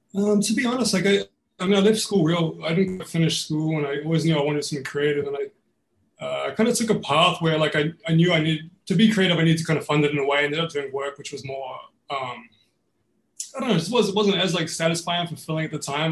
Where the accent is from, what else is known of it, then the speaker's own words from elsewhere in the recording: New Zealand; now in Melbourne, Australia; growing up in New Zealand was was exactly that. Like everybody played rugby